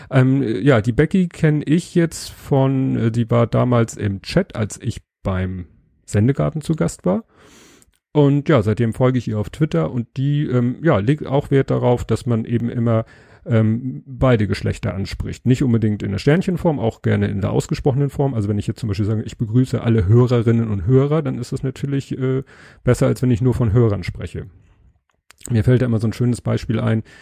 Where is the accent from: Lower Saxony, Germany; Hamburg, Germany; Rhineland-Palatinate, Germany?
Hamburg, Germany; Sie ist 35, kommt aus Hamburg, was ich als Hamburger natürlich äh